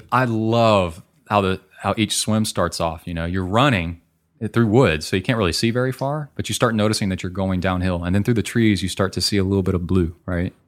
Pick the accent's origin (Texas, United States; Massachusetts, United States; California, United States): Texas, United States; College Station; my hometown